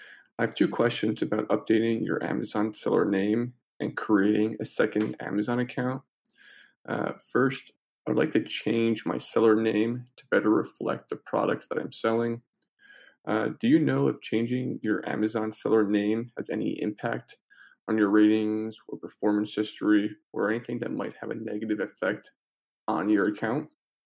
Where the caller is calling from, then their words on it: New York, United States; I'm calling in from New York.